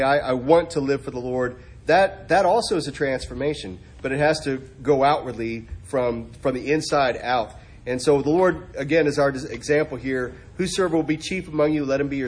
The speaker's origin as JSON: {"language": "English", "region": "Arkansas", "country": "United States", "tie": "born or raised there", "said": "I was raised in Arkansas. I was raised in the Bible Belt"}